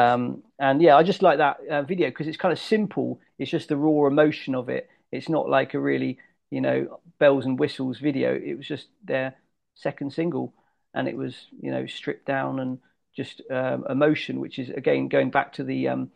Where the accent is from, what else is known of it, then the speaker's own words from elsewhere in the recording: Devon, South West England, United Kingdom; I'm from Devon